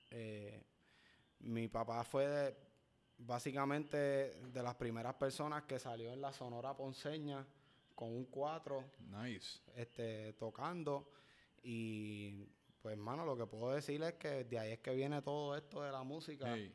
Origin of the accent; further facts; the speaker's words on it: Dorado, Puerto Rico; Yo, digo que yo soy dorado.